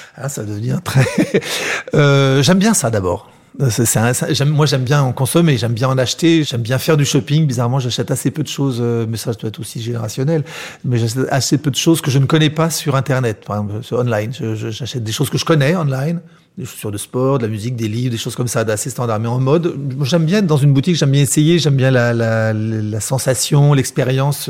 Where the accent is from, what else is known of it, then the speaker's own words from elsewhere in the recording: Paris, Île-de-France, France; ma, ma, mère est, est, née à Paris, moi aussi. On, on, est, on est corse d'origine